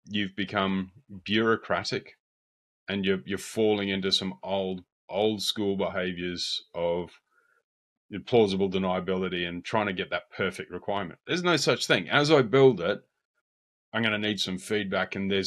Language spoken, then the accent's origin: English; far north Queensland, Australia; moved away as an adult; also born or lived in Brisbane / Melbourne / London; now in England; from the far north where I grew up in far north Queensland